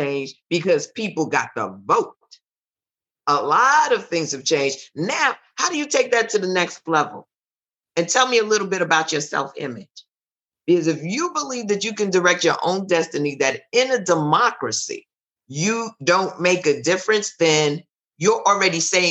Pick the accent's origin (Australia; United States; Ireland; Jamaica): Jamaica; Because I'm Jamaican